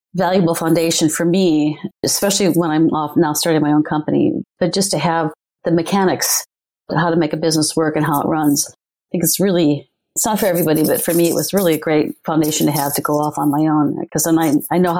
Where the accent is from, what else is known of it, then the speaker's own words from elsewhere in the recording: Minnesota, United States; moved away as an adult; also born or lived in Illinois / California / New York; I was born in the Midwest